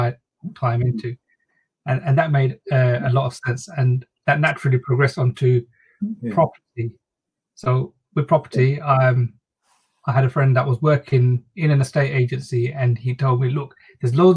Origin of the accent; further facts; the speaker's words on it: London, United Kingdom; also born or lived in Bangladesh; So we moved to East London, and that's where I've been brought up, and that's where I've lived most of my life.